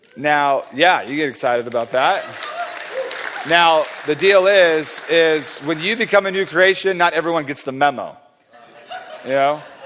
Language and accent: English; California, United States; I'm from California